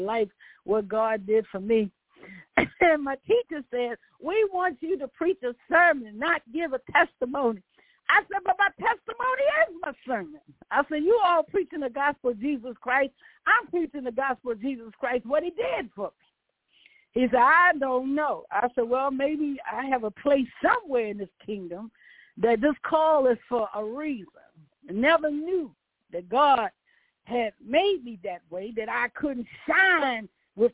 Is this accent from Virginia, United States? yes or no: yes; Virginia, United States; accent: country; moved away; also born or lived in Baltimore; I have my own dialect. I said, I'm from Virginia.